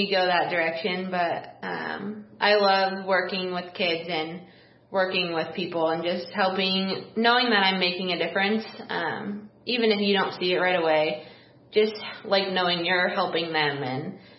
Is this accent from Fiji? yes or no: no; East Peoria, Illinois, United States; I'm born and raised in East Peoria